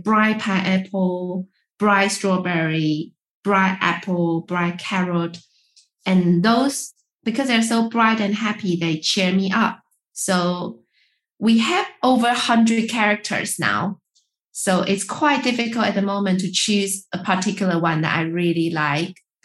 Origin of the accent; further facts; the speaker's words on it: Taiwan; I'm from Taiwan. And when I grow up, we eat rice every day